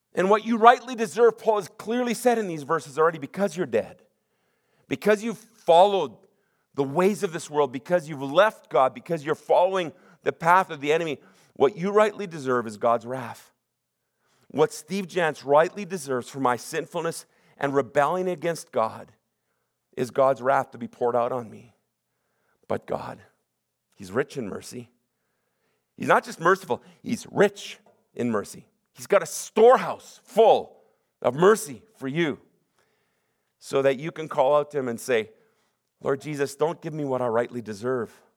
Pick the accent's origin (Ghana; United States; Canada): Canada; Sunnybrae, British Columbia; I'm from Sunny Break